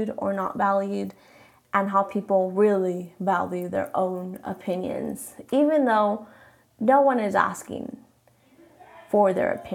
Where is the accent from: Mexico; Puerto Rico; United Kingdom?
Mexico; first language Spanish; English is a second language; I'm Mexican, so I say my name in Spanish